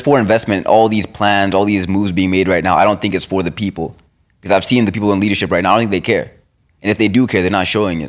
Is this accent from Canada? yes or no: yes; Canada; as a Canadian